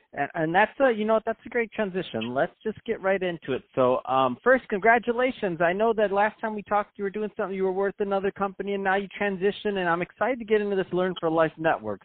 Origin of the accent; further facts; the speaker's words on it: Michigan, United States; I'm from Michigan.